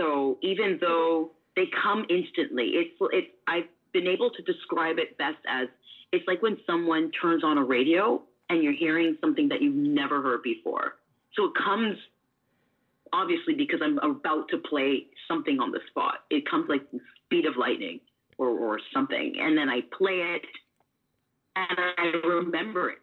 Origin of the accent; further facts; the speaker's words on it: Canada; now in Washington, United States; I'm Canadian